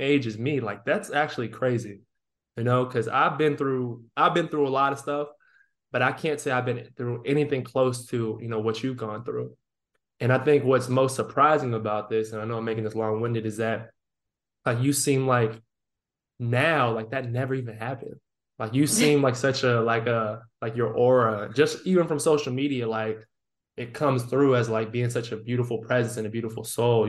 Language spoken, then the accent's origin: English; Northern Virginia, United States; moved away as an adult; also born or lived in Rhode Island; I'm from Northern Virginia